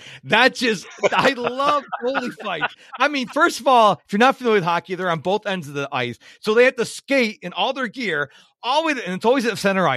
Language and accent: English; Rochester, New York, United States; now in Houston, United States; I grew up in Rochester, New York